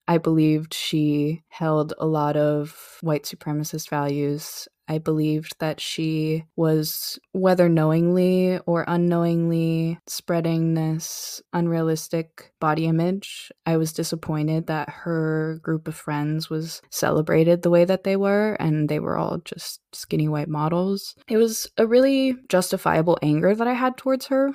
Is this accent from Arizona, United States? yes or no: yes; Arizona, United States; someone growing up in Arizona